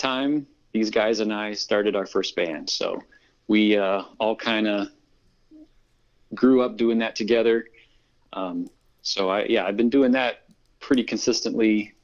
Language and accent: English; Illinois, United States; moved away as an adult; now in Iowa, United States; Vic Spiderbeck is from my hometown in the Quad Cities